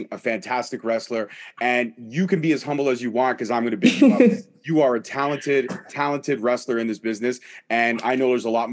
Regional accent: Canada; I'm Canadian

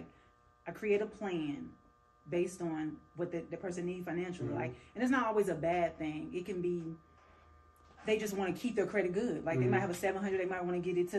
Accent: Burlington, North Carolina, United States; also born or lived in Greensboro, North Carolina; I graduated in 2001 from Cummins, so I am from Burlington.

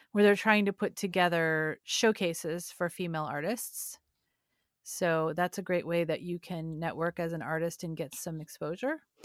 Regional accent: California, United States; I'm from California

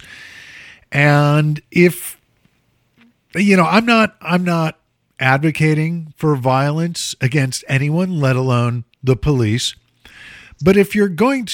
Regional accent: Chicago, Illinois, United States; moved away; when I was a kid, growing up in Chicago

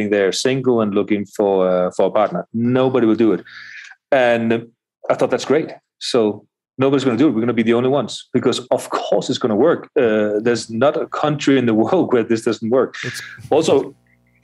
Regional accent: Denmark; now in Colombia; I myself, from Denmark

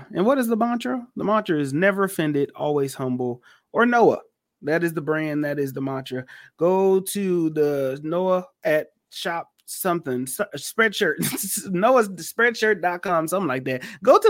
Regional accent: Houston, Texas, United States; I'm from Houston. I legitimately said that. That is the second time I got to keep telling motherfuckers I'm from Houston.

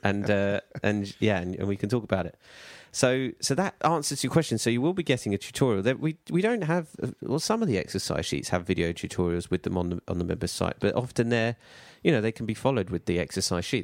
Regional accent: United Kingdom; we're British

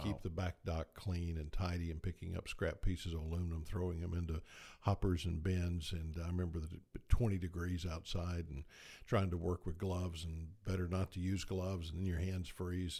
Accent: Tifton, Georgia, United States; moved away as an adult; also born or lived in Moultrie, Georgia / Athens, Georgia / Tuscaloosa, Alabama / San Antonio, Texas; when I was six months old, our family moved to Tifton, and there we remained until I graduated from high school

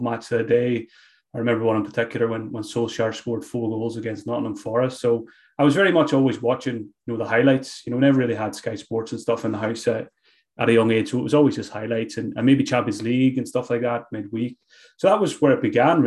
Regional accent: Glenties, Ulster, Ireland; I grew up in Donegal, a small village called Glenties

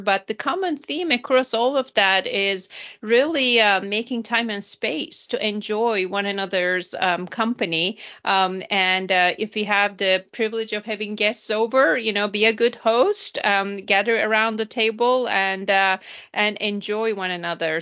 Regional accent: Turkey; moved away; I was growing up in Turkey

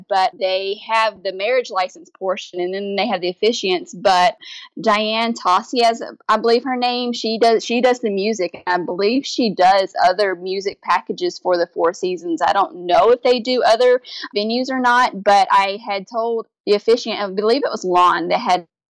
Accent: Kentucky, United States; now in Louisiana, United States; my hometown in Kentucky

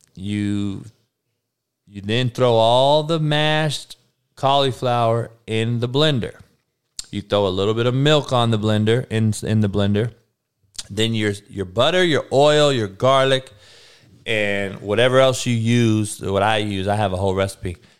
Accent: Compton, California, United States; I grew up on the East Side of Compton

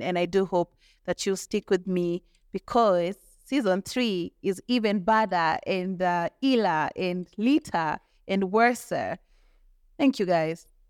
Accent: Molo, Nakuru County, Kenya; I didn't grow up in Nakuru, I grew up in Molo

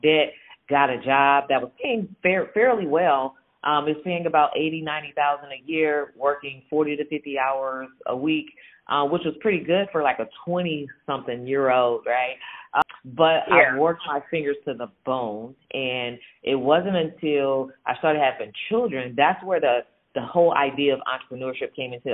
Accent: San Francisco Bay Area, California, United States; I grew up in the San Francisco Bay Area

